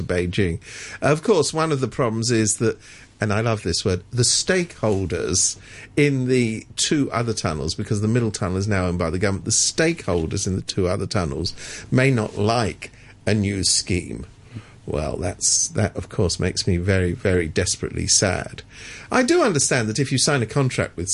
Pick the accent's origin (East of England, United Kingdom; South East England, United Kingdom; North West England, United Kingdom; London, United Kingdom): London, United Kingdom; moved away as an adult; now in Hong Kong; I come from London